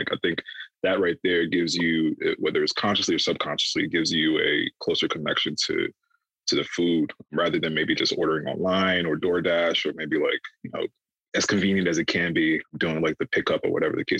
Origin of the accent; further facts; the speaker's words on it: Ghana; we're all African, we're all Ghanaian here